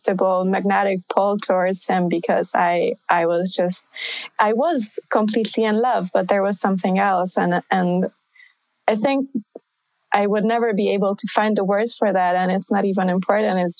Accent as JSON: {"language": "English", "region": "Budapest", "country": "Hungary", "tie": "born or raised there", "moved": "as an adult", "lives_now": "Paris, France", "said": "coming from Budapest, like Eastern Europe"}